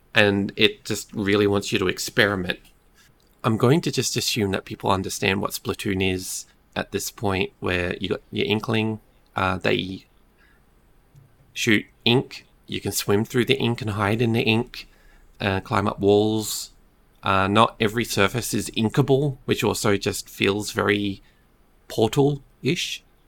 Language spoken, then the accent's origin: English; Australia; Being Australian